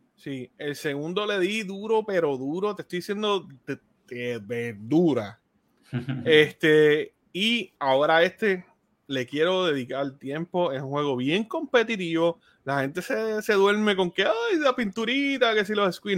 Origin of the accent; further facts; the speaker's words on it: Puerto Rico; los colores de mi tierra.